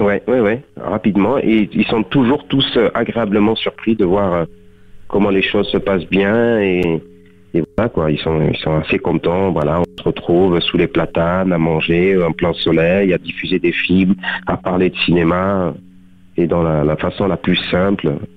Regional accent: Beaucaire, Occitania, France; moved away as an adult; also born or lived in Tarascon; now in Paris, France; je suis né à Tarascon, j'ai grandi à Beaucaire, je suis de parents de culture marocaine et je suis né en France. J'ai grandi dans le sud, je vis à Paris

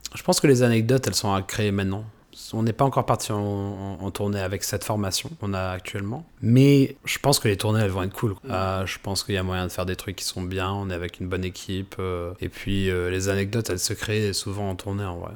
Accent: France; je suis né en France, quoi et que j'ai passé toute mon éducation ici

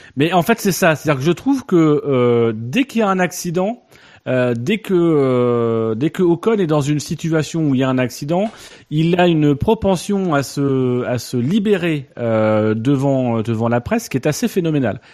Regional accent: France; nous en tant que Français

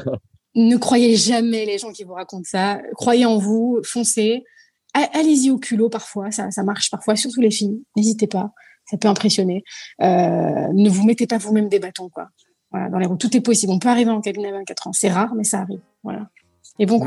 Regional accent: Paris, Île-de-France, France; je suis née à Paris, euh, je suis, je ne suis que de Paris, puisque mes parents sont immigrés

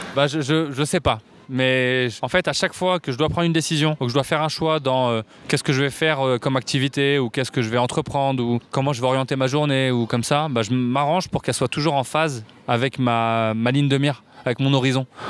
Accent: Paris, Île-de-France, France; J'ai grandi à Paris, je suis né à Paris dans le 19e et j'habite toujours Paris.

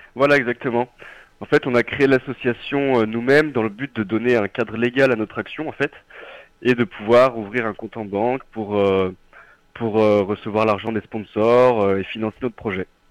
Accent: Nord-Isère, Izieux?, Auvergne-Rhône-Alpes, France; moved away as an adult; now in Lyon, France; je suis originaire du Nord-Isère, d'un petit village du Nord-Isère, d'Izimieux

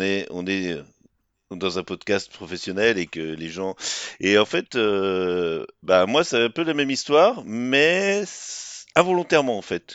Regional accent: Rennes, Brittany, France

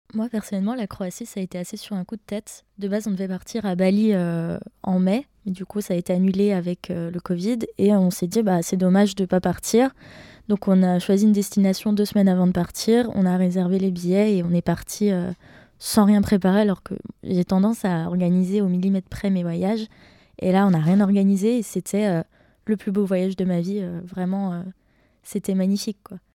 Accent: Besançon, Bourgogne-Franche-Comté, France; je viens de Besançon en Franche-Comté, et plus précisément de Planoise.

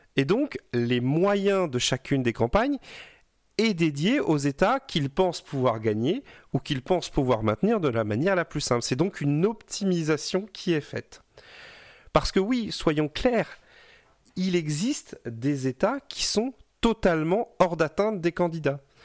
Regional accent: Brittany, France; je suis breton

